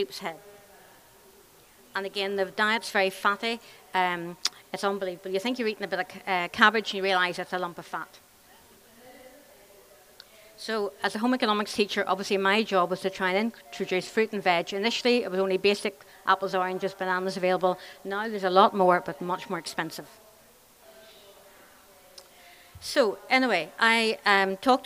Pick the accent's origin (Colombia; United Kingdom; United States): United Kingdom; Churchill, Northern Ireland; also born or lived in Belfast; I'm from Church Hill in County Fermanagh. And I grew up there